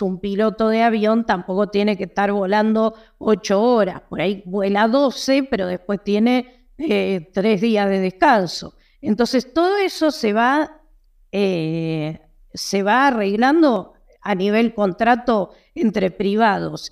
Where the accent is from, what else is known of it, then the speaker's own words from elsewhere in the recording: Argentina; Yo soy argentina